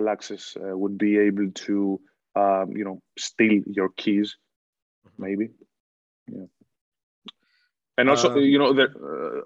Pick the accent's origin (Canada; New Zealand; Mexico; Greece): Greece; Athens, Attica; moved away as an adult; also born or lived in Boston; now in Ireland; I was born and raised in Athens, but I have some roots from Mani